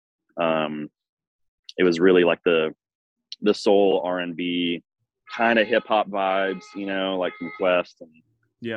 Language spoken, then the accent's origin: English; Nashville, Tennessee, United States; I grew up in Nashville. My dad's a drummer as well. So they moved to Nashville when I was like six